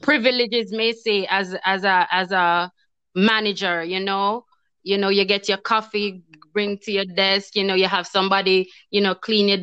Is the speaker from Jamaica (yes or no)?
yes; Kingston, Jamaica; moved away as an adult; now in United States; growing up in Jamaica in the ghetto, it was very rough